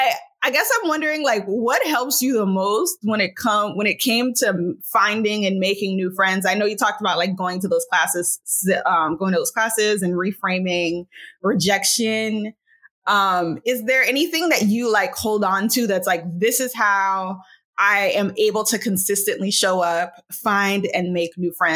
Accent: United States; born there; I am an American. I was born in America. I've moved around a ton, but I was born in America. My family is Haitian. So I'm a first generation American.

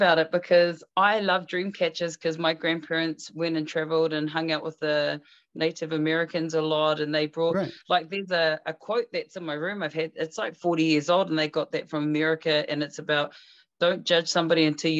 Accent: New Zealand; I'm a New Zealand Māori. I'm a Māori.

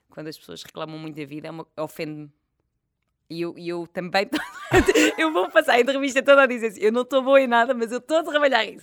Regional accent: France; born there; Nasci em França, mas sabes que isto na altura não me ajudou nada.

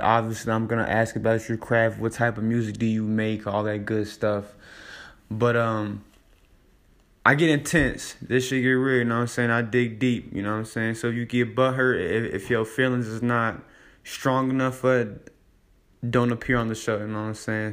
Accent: Davenport, Iowa, United States; I'm from Davenport, Iowa, the Quad Cities

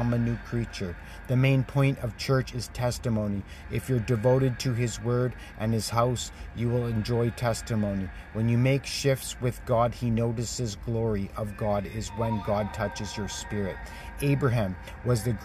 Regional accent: Canada; as a Canadian leader

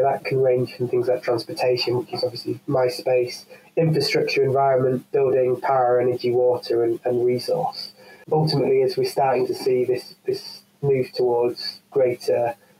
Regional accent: the north of England, United Kingdom; accent: northern English; live in the north of England. I don't know how international this is, so I've pretty much lost most of my northern accent.

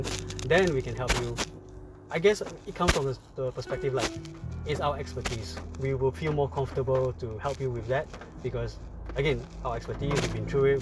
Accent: Malaysia; We're from Malaysia

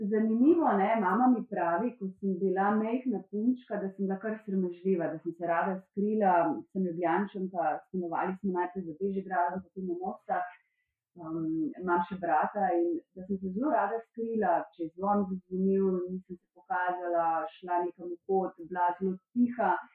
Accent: Slovenia; sem iz Slovenije

